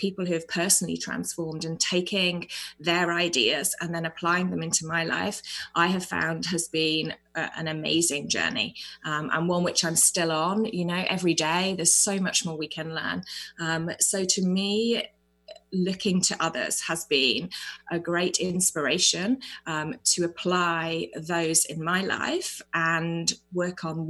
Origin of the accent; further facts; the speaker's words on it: United Kingdom; now in New Zealand; I am actually British, but I am presently in New Zealand